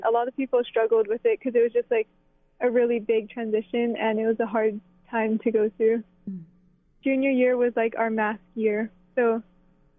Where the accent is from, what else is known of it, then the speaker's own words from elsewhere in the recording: Ka'a'awa, Hawaii, United States; represent Hawaii and my school and even my hometown, like putting Ka'ava on the map